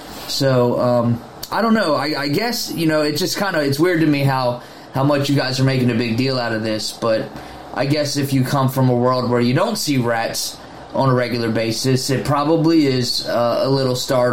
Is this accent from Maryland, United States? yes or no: yes; Baltimore, Maryland, United States; I'm originally from Baltimore, and I don't know.